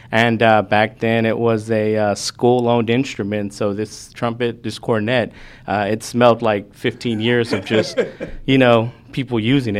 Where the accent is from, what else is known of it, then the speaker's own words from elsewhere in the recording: Houston, Texas, United States; also born or lived in Maryland; grew up in the Houston area